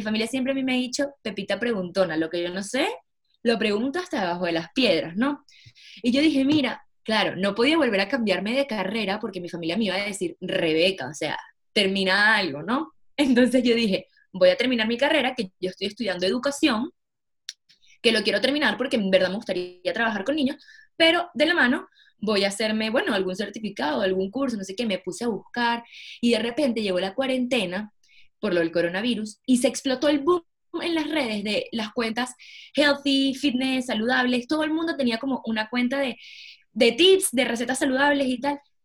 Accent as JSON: {"language": "Spanish", "country": "Venezuela", "also_born_or_lived": "Barcelona, Spain", "moved": "as an adult", "said": "Soy de Venezuela y emigré de Venezuela con 19 años, me fui a vivir a Barcelona solita."}